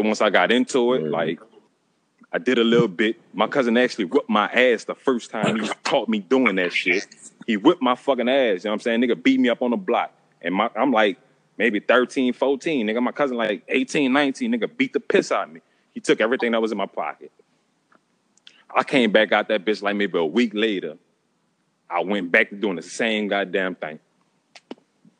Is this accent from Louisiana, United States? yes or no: yes; St. Rose, Louisiana, United States; also born or lived in New Orleans; I'm from St. Rose. Like, fuck. That's where I've been my whole motherfucking life